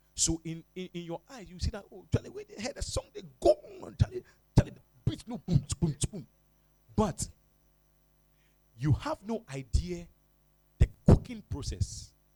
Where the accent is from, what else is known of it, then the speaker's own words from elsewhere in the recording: Accra, Greater Accra, Ghana; I'm from Jamestown